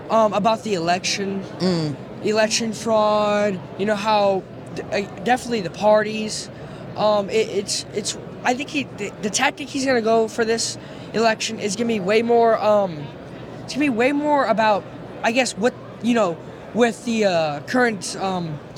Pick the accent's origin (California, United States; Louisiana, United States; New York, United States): Louisiana, United States; Lafayette; I'm from Louisiana.